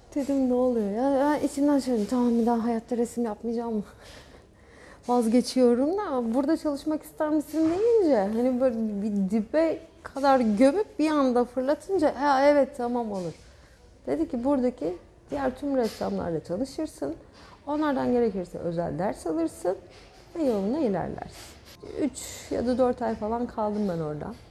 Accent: Gökçeada, Çanakkale, Turkey; Gökçeada'da doğmadım. Burada doğdum. Çanakkale doğumluyum ama çocukluğum Gökçeada'da geçti.

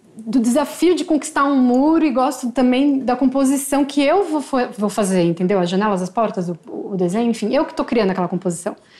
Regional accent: São Paulo, Brazil; eu sou de São Paulo, sempre vivi

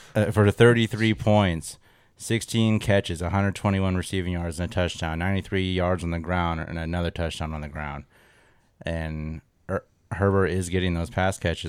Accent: Pacific Northwest, United States; We're from the Pacific Northwest.

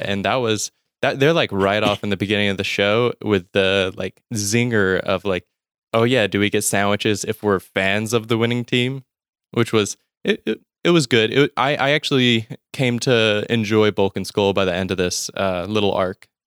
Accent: Mississippi, United States; I'm from Mississippi in the U S, and not born here, but I've lived most of my life here

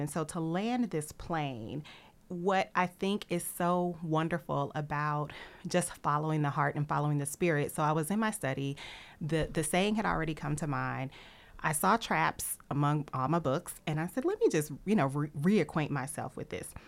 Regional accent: Nashville, Tennessee, United States; I'm from Nashville

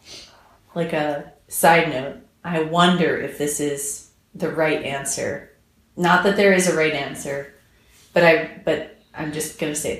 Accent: United States; now in England; I'm American

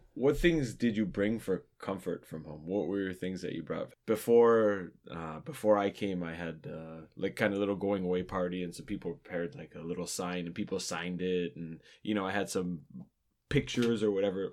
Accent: Ontario, Canada; growing up in Ontario

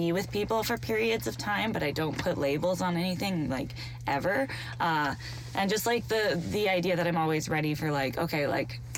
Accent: London, Ontario, Canada; I'm from London, Ontario

